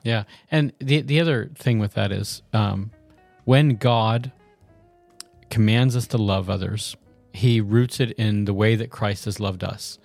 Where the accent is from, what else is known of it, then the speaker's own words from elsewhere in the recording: the South, United States; I'm from the South